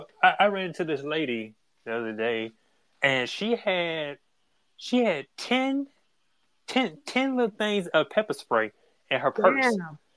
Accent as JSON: {"language": "English", "town": "Atlanta", "region": "Georgia", "country": "United States"}